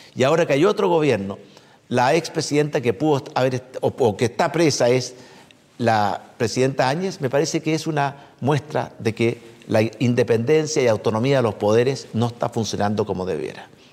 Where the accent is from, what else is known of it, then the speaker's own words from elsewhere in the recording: Chile; me llena de orgullo como chileno